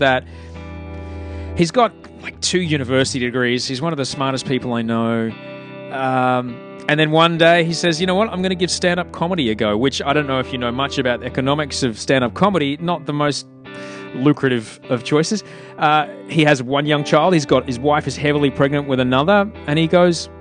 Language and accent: English; Brisbane, Queensland, Australia; That's how we grew up in Brisbane